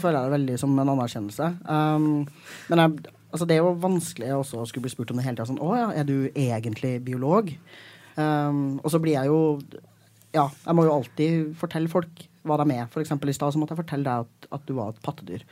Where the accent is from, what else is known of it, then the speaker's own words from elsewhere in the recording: Trøndelag, Norway; now in Oslo, Norway; jeg er trønder